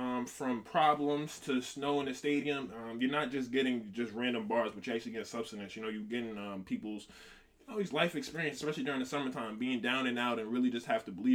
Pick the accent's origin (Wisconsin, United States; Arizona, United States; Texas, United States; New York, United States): New York, United States; I'm from New York